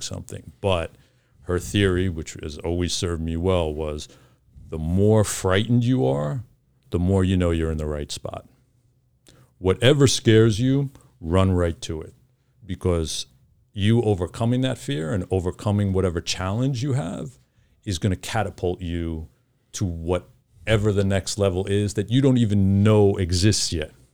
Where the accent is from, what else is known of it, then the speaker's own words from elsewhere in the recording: New York City, New York, United States; growing up in New York